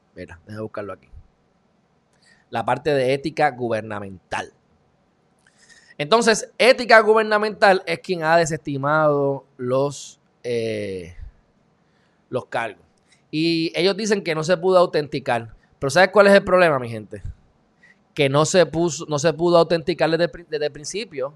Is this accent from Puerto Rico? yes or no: yes; Puerto Rico